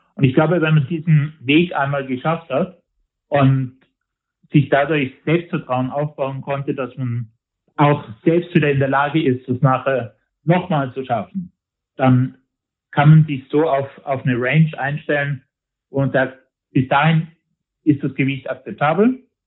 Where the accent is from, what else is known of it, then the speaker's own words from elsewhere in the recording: Tyrol, Austria; bei uns in Tirol